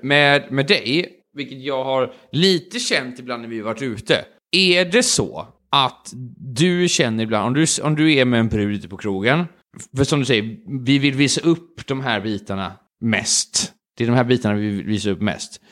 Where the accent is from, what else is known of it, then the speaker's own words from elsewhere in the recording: Sweden; vi svenskar